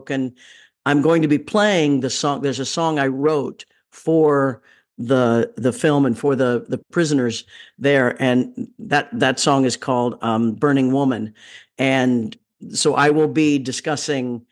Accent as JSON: {"language": "English", "town": "Leavenworth", "region": "Kansas", "country": "United States", "said": "I'm from Leavenworth, Kansas"}